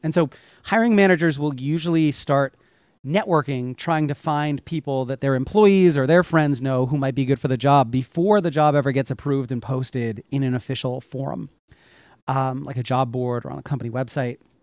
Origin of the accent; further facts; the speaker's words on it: Northeast, United States; I grew up in the Northeast.